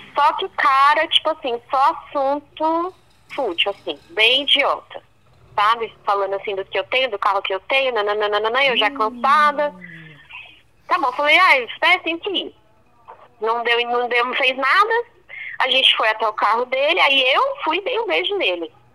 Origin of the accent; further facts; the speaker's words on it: Brazil; eu sou brasileira